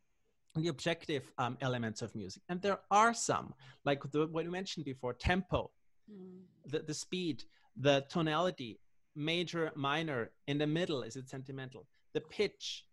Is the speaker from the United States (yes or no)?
no; Austria; I'm from Austria